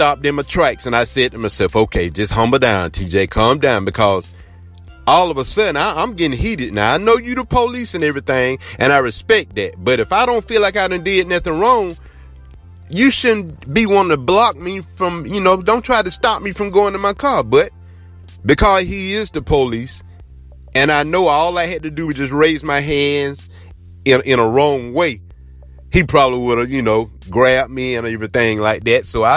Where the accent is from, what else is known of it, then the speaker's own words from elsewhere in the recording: Blakely, Georgia, United States; I'm from Blakely, Georgia.